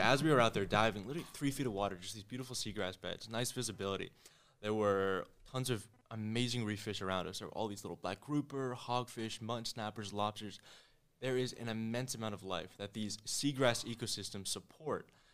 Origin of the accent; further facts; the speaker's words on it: New Delhi, Delhi, India; also born or lived in Connecticut; now in Miami, United States; I was born in Connecticut, but I was raised in New Delhi, India